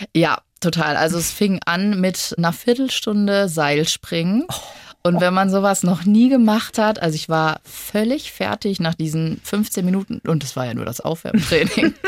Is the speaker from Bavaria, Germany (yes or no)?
no; Lemgo, North Rhine-Westphalia, Germany; now in Munich, Germany; ich bin ja ursprünglich aus NRW, aus Lemgo.